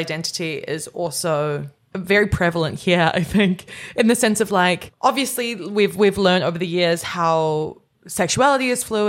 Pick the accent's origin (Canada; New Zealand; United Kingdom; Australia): Canada; I'm Canadian, but I just don't think it crosses over that way.